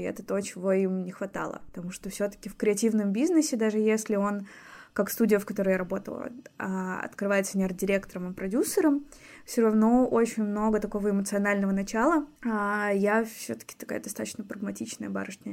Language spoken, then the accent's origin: Russian; Anapa, Krasnodar Krai, Russia; also born or lived in Moscow; now in Saint Petersburg, Russia; Я выросла в Анапе